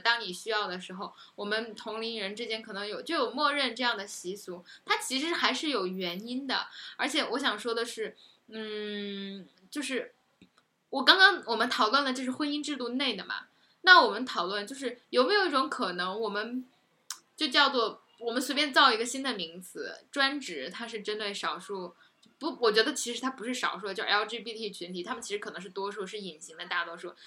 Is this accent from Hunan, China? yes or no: yes; Hunan, China; moved away; 我家乡真的很穷的，就是，嗯，其实湖南还好吧，鱼米之乡，然后不缺吃喝